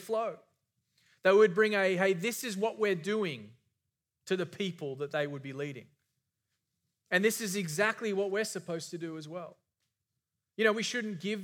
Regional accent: Australia; moved away; I grew up in Australia.

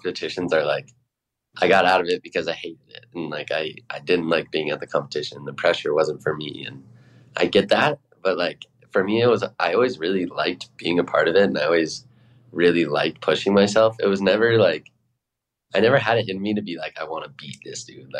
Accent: Edwards, Colorado, United States; moved away as an adult; now in Salt Lake City, United States; I grew up in Edwards, Colorado

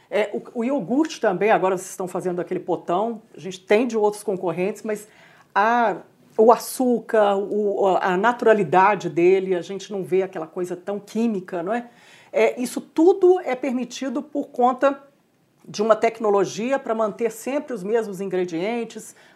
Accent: Barbacena, Minas Gerais, Brazil; perto da minha terra, Barbacena, né, região de Campo das Vertentes, aqui em Minas Gerais.

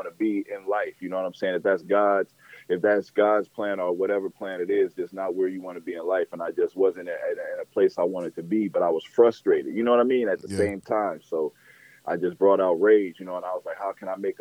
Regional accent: Denver, Colorado, United States; moved away as an adult; now in Houston, United States; I was born in Denver, Colorado, and moved to Houston

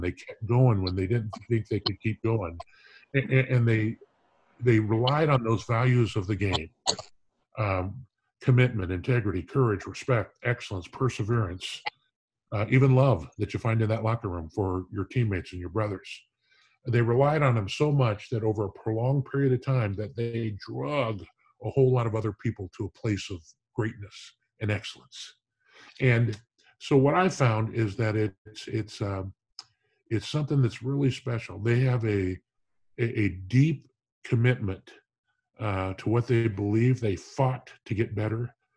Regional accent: Orange County, California, United States; moved away as an adult; now in Canton, United States; I come from Orange County, California

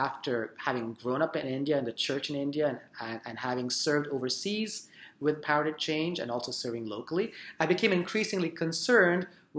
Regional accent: Surrey, British Columbia, Canada; We immigrated to Canada when I was 13 years old, and I grew up in Surrey.

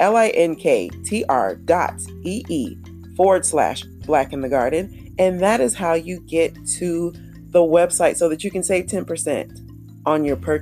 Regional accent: Jacksonville, Florida, United States; growing up in Jacksonville, Florida

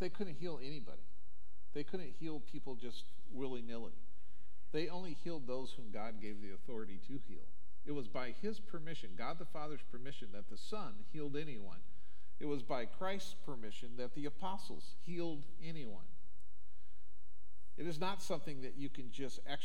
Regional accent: Omaha, Nebraska, United States; When I grew up in Omaha

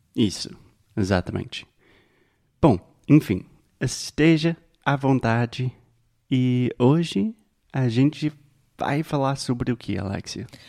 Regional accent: United States; Portuguese is a second language; I'm an American

